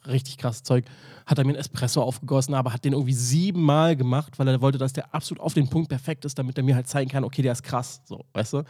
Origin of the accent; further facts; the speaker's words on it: Berlin, Germany; ich bin in Charlottenburg groß geworden